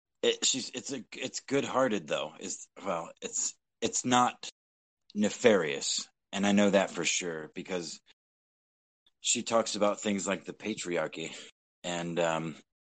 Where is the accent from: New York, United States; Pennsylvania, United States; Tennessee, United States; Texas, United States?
Texas, United States; moved away; Texas, my home state